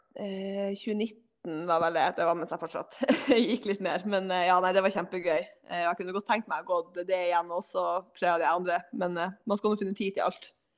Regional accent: Hammerfest, Finnmark, Norway; moved away as an adult; also born or lived in Burfjord; now in Tromsø, Norway; jeg er født og oppvokst i Hammerfest

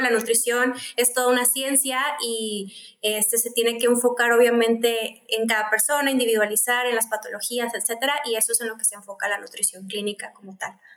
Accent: Mexicali, Baja California, Mexico; Soy de Mexicali, estoy acá en Baja California

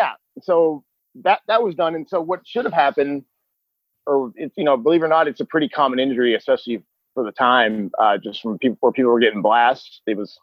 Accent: Texas, United States; I'm from Texas.

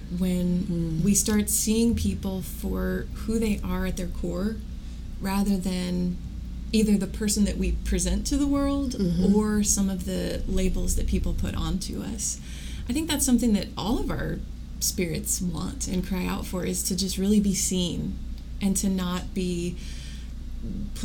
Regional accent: Wichita, Kansas, United States; I grew up in Wichita, so I felt like I had a pretty good sense of what was around here

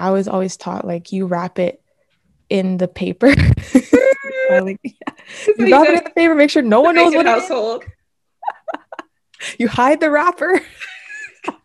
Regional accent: Jamaica; I'm Jamaican

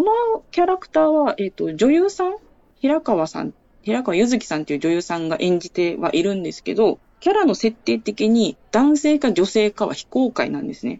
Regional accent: Okinawa, Japan; 私沖縄県民でして、

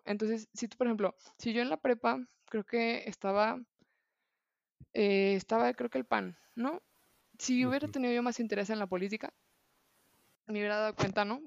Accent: Guadalajara, Jalisco, Mexico; como buena tapatía

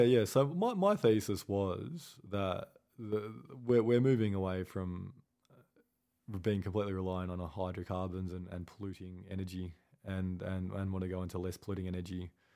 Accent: Australia; I'm, I'm Australian

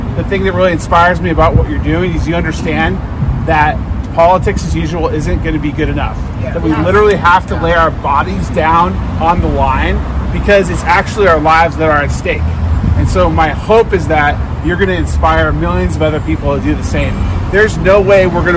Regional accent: Orange County, California, United States; now in Los Angeles, United States; I actually grew up in Orange County

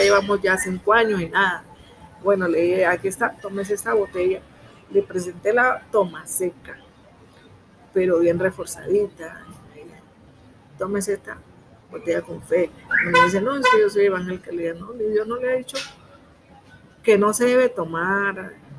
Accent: Timbiquí, Cauca, Colombia; soy del municipio de Timbiqui, Cauca, Costa Pacífica Sur.

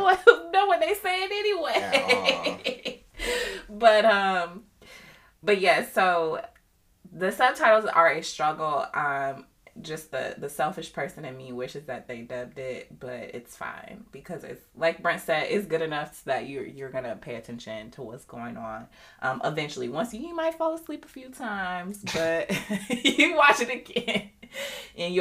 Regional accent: United States

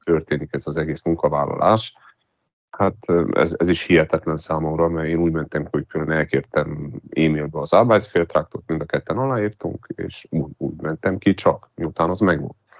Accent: Transylvania, Romania; én Erdélyből vagyok

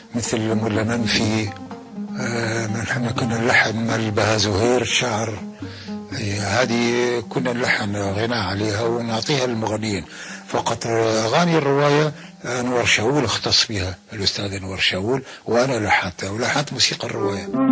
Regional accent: Kuwait; moved away; also born or lived in Iraq; أنا ولدت بالكويت ونشأت في الكويت

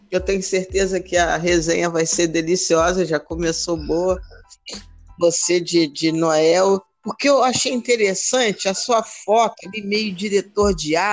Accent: Rio de Janeiro, Brazil; Morei alguns anos na, na Vila da Penha, mas sou da Penha

